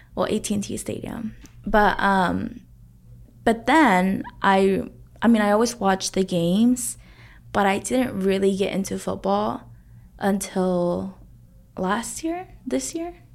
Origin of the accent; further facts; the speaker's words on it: Arlington, Texas, United States; We grew up in Arlington